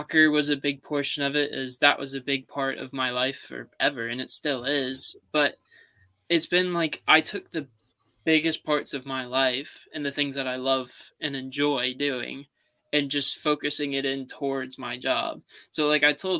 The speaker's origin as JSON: {"language": "English", "town": "Charleston", "country": "United States", "said": "I'm from Charleston"}